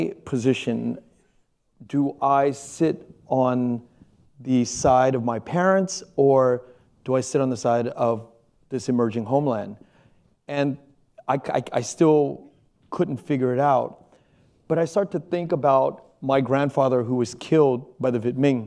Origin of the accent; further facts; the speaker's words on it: Pennsylvania, United States; was born in Pennsylvania